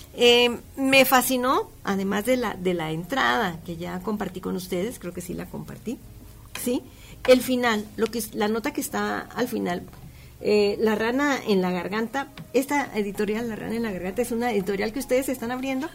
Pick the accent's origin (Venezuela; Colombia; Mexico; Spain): Mexico; nosotros como mexicanos